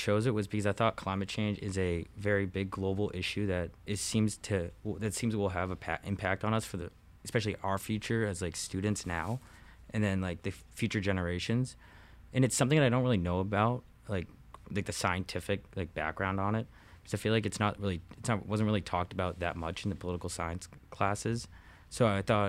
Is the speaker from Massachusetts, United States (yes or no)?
yes; Chelmsford, Massachusetts, United States; I'm from Chelmsford, Massachusetts, which is like in northern Mass